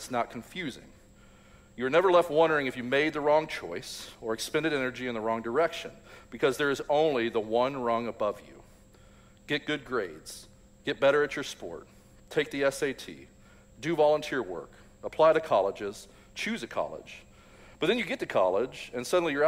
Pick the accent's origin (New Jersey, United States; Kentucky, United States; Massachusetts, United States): Kentucky, United States; Louisville; I grew up in Louisville, Kentucky, graduated high school in 1998